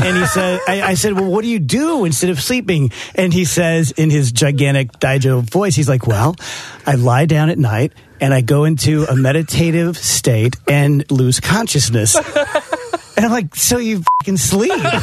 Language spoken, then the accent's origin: English; South Roxana, Illinois, United States; South Roxana, where I grew up